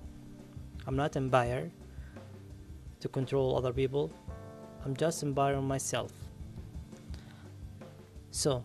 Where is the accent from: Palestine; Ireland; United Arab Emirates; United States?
Palestine; Ramallah, West Bank; I'm from Ramallah, it's in Palestine.